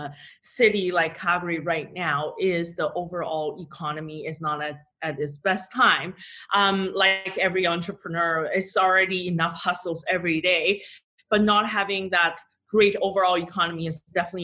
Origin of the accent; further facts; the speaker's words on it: China; moved away; I'll probably explore my home country. I'm from China.